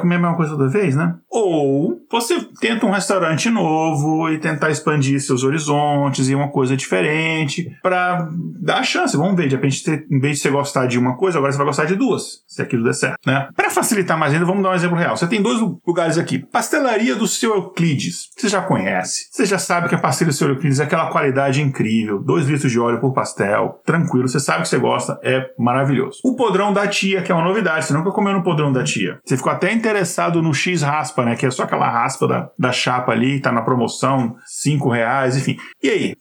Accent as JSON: {"language": "Portuguese", "town": "Brasília", "region": "Federal District", "country": "Brazil", "tie": "born or raised there", "also_born_or_lived": "Minas Gerais", "moved": "yes", "said": "eu não nasci em Brasília, eu sou mineiro, mas eu fui para Brasília com 5, 6 anos de idade e me considero de Brasília"}